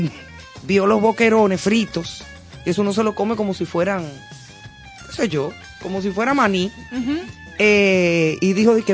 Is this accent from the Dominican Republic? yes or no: yes; Dominican Republic; also born or lived in Spain; de ser dominicana porque realmente yo soy dominicana.